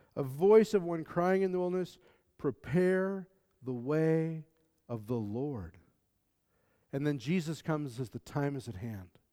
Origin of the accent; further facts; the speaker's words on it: the American South, United States; I'm from the American South